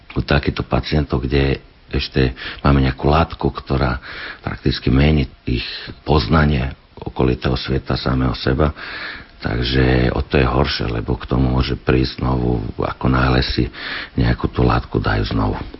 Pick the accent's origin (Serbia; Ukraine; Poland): Serbia; Vršac, Vojvodina; Slovak is a second language; moved away as an adult; also born or lived in England / Switzerland; now in Slovakia; Vršacom, odkiaľ som ja, to je vo Vojvodine, blízko rumúnskych hraníc